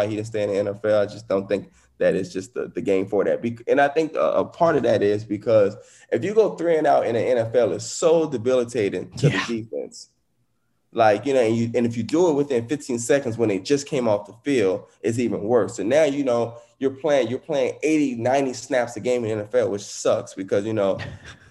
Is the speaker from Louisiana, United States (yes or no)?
yes; New Orleans, Louisiana, United States; I grew up in New Orleans, so I'm a New Orleans fan